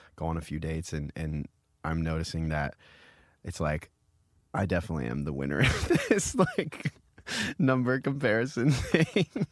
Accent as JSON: {"language": "English", "region": "Iowa", "country": "United States", "moved": "yes", "lives_now": "New York, United States", "said": "I come from Iowa"}